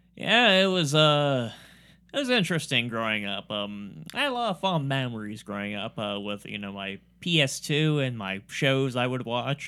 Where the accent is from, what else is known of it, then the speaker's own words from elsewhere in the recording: Warren, Ohio, United States; I have a Warren address, but I don't live in Warren